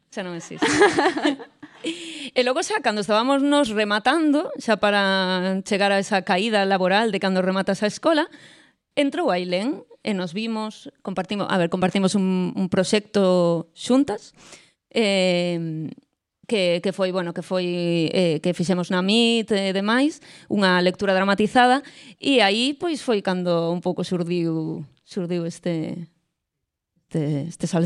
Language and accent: Galician; Mos, Galicia, Spain; also born or lived in Switzerland; Eu son de Mos. Nacín en Suiza